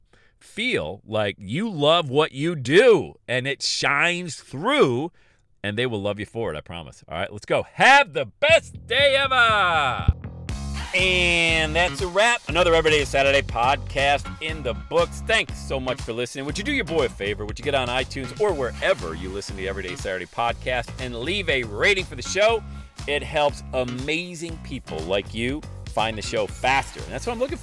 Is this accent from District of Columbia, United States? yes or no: no; Bradford, Pennsylvania, United States; in my hometown of Bradford, PA